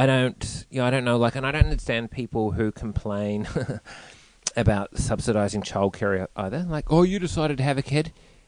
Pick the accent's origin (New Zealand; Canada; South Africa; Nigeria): New Zealand; growing up in New Zealand, I don't know, grew up in New Zealand.